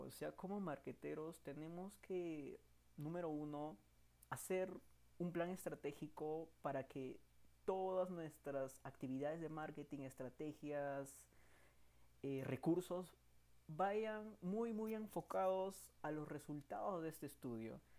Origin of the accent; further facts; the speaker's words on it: Peru; soy peruano